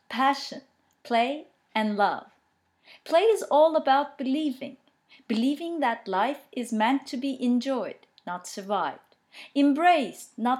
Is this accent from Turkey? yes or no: yes; Turkey; English is a second language; I'm Turkish, but I've studied and experienced and read and discovered a lot in English